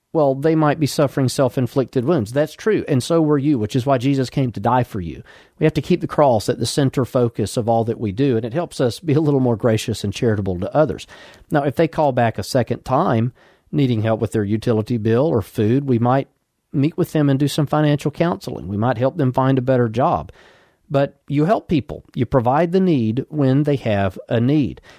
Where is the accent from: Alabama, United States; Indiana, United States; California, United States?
Alabama, United States; Birmingham; now in Huntsville, United States; I was born in Birmingham, Alabama, and for the last fifteen-plus years, we've lived here in Huntsville, Alabama